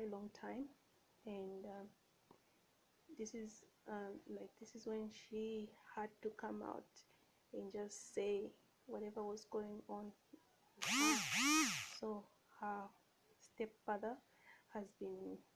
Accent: Zambia; I'm from Zambia.

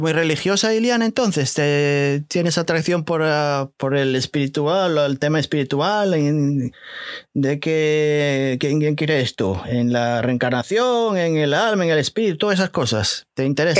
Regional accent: Portugal; now in New Jersey, United States; soy portugués

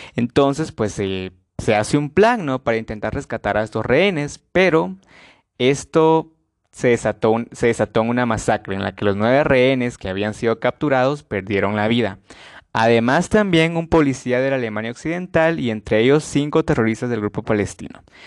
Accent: Guatemala; para Guatemala, para mi país

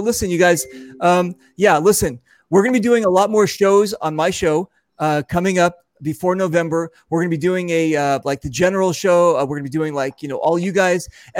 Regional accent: Santa Monica, California, United States; I was born and raised. I was born in Santa Monica. I was born and raised here, right?

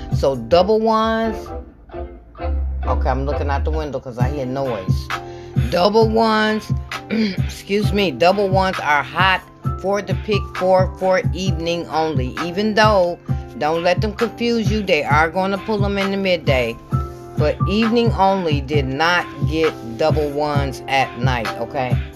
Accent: Michigan, United States; I'm from Michigan

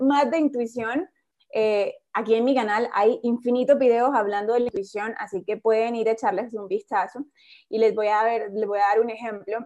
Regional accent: Colombia; en mi país, en Colombia

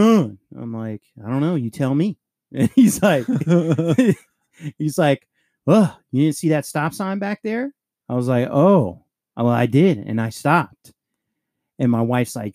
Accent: Puerto Rico; I'm fucking Puerto Rican

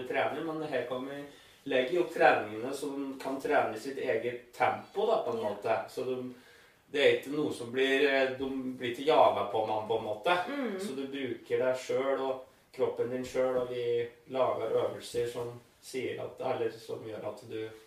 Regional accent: Eidskog, Innlandet, Norway; jeg er fra Eidskogen

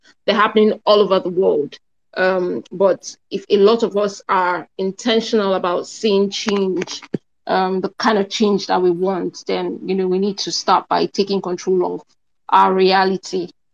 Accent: Nigeria; I would come back as a Nigerian, stay in Nigeria.

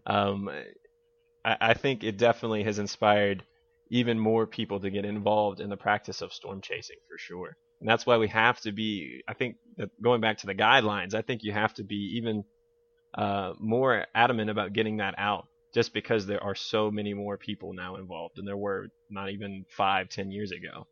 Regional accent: Blue Ridge Mountains, Virginia, United States; I was born and raised in Virginia in the, in the Blue Ridge Mountains

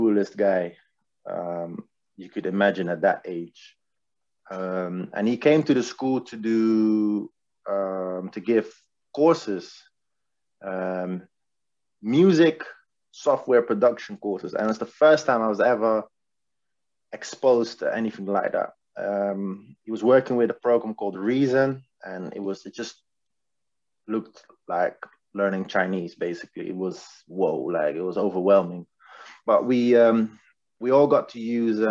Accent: The Hague, South Holland, Netherlands; now in England; I'm from The Hague, a city in Holland.

